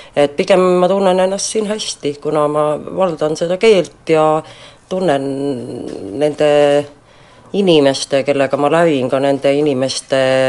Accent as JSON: {"language": "Estonian", "country": "Estonia", "also_born_or_lived": "Helsinki", "moved": "as an adult", "lives_now": "Finland", "said": "Eestimaa on loomulikult minu kodumaa"}